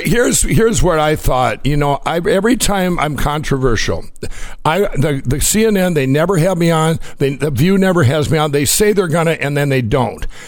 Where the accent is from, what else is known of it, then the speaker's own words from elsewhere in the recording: Minnesota, United States; Minneapolis, Minnesota, my home state